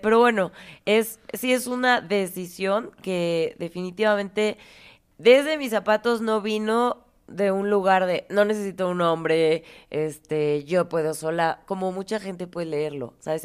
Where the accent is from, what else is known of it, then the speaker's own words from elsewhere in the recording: Morelia, Michoacán, Mexico; nací en Morelia